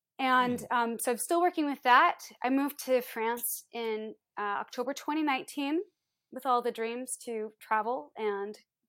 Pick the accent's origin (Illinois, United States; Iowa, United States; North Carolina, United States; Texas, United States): Iowa, United States; Well, so growing up, I am from the Midwest in the States. I'm from Iowa. And we moved around a lot.